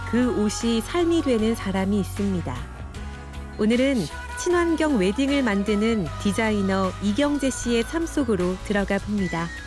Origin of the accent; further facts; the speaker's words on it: Seoul, South Korea; 서울에서 태어났지만 자연 생활은 처음